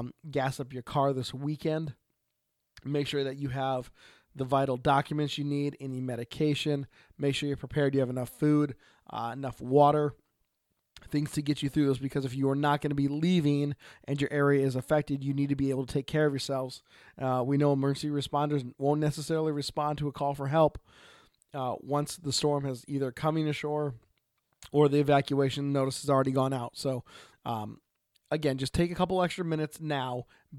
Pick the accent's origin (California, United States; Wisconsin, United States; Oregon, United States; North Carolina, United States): Oregon, United States; from Oregon.